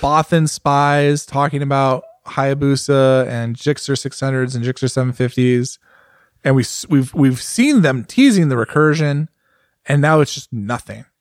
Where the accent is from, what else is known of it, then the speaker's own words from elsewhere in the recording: United States; As an American, like, and I'm a well-traveled American.